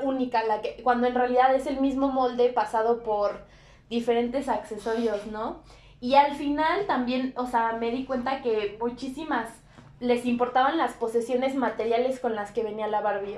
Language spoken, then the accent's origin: Spanish; Mexico